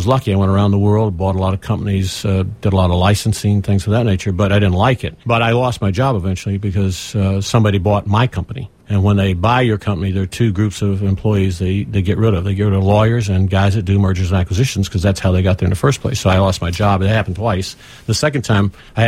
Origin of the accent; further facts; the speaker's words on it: Lower Alabama, United States; now in Cleveland, United States; I'm from Alabama, L.A., as we say, Lower Alabama